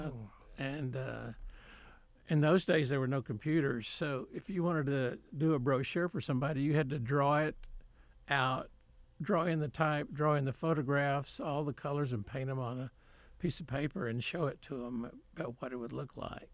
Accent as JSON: {"language": "English", "town": "Waco", "region": "Texas", "country": "United States", "tie": "born or raised there", "also_born_or_lived": "Grand Prairie, Texas", "said": "I was born in Grand Prairie, but moved to Waco when I was, like, five or six with my parents"}